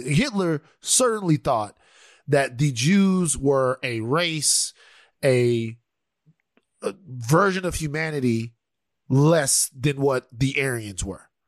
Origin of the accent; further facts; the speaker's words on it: Louisiana, United States; I'm a Louisianian